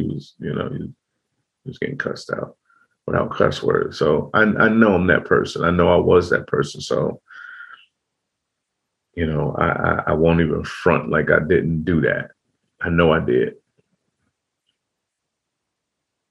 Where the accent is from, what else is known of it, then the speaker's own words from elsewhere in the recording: Chicago, Illinois, United States; growing up in Chicago, you have to have a mug on your face